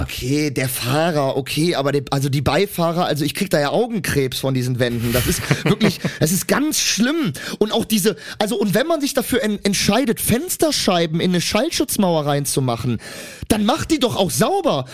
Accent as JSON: {"language": "German", "town": "Cologne", "region": "North Rhine-Westphalia", "country": "Germany", "said": "ich bin eine Kölsche Jung"}